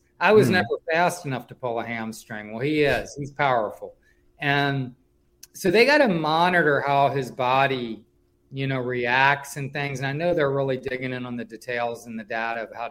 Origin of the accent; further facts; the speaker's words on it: Richmond, Virginia, United States; moved away; I come from Richmond